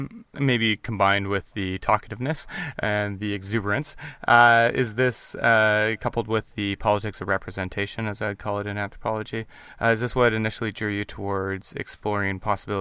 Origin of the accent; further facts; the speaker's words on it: Canada; I grew up in Canada too.